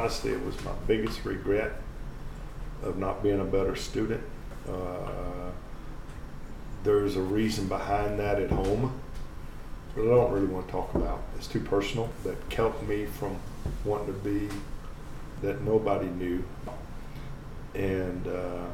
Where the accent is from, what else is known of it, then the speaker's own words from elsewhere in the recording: White Oak, Texas, United States; I'm not from Longview. I'm from White Oak.